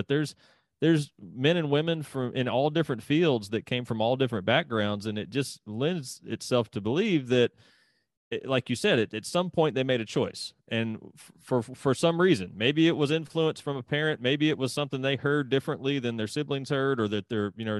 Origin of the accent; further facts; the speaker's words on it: Mississippi, United States; moved away; I'm from Mississippi originally